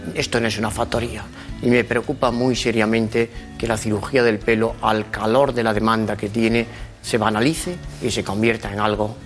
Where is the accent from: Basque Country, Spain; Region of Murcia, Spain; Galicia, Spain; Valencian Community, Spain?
Galicia, Spain; Lugo; accent: Galician; now in Madrid, Spain; Llevo muchos años en Madrid, pero soy gallego. Nací en Lugo